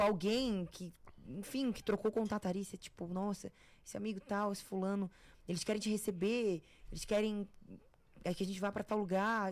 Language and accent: Portuguese; Florianópolis, Santa Catarina, Brazil; now in São Paulo, Brazil; eu cresci no Campeche